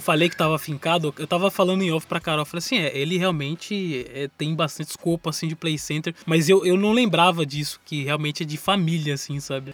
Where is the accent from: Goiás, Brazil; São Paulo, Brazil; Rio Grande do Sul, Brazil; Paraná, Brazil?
São Paulo, Brazil; nós somos de São Paulo